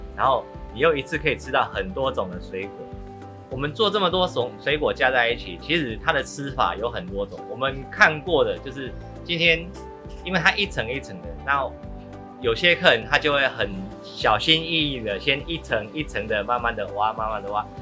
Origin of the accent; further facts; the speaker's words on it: Chiayi, Chiayi City, Taiwan; 我心目中的嘉义声音，其实我小时候在这边长大，其实因为嘉义的庙会多